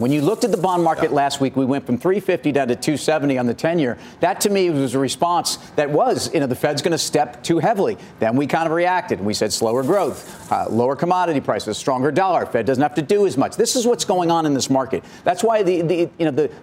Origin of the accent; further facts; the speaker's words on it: United States; as an American